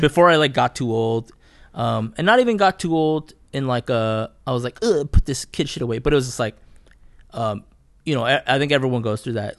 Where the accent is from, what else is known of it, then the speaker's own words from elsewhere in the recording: Fresno, California, United States; I grew up in Southeast Fresno